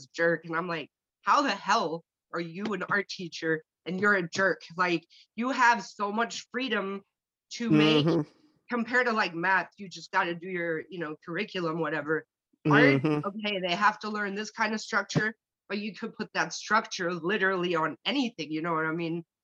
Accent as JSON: {"language": "English", "country": "Germany", "second_language": "English", "moved": "yes", "said": "I'm from Germany"}